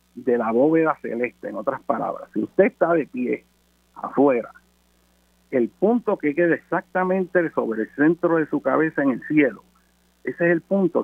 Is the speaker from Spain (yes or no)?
no; Puerto Rico; yo hablo como puertorriqueño